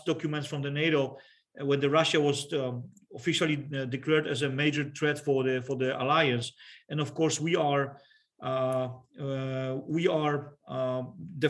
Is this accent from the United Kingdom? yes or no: no; Poland; I'm talking from the Polish perspective.